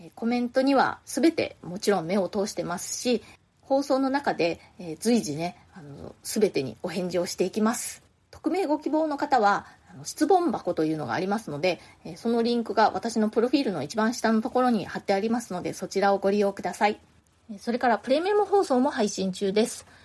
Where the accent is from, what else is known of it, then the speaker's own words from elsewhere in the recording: Japan; moved away as an adult; now in New York, United States; 私は結婚と同時に父の戸籍からは出て自分自身の戸籍というのを持っているんですけれども私は夫がアメリカ人なんですねなので日本人でないので世帯主というのにはなれないんですね